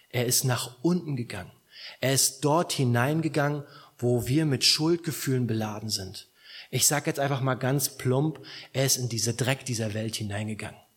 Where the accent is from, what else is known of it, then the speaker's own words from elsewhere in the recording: Southern Germany, Germany; Gut, bei uns in Süddeutschland kennen noch ein bisschen mehr Gott äh, von, von, von der Prägung her